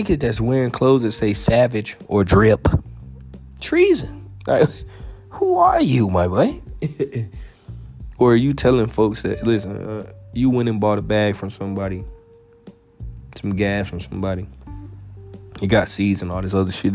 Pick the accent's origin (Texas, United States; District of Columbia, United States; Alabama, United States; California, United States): Alabama, United States; moved away as an adult; also born or lived in Vermont; I'm from Alabama. I went all the way out to Vermont